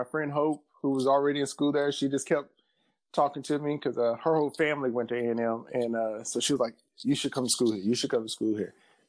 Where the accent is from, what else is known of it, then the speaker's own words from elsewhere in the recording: Birmingham, Alabama, United States; moved away as an adult; also born or lived in Pell City, Alabama; now in California, United States; finished up middle school and high school in Pell City, which is east of Birmingham. But I grew up in West End community of Birmingham.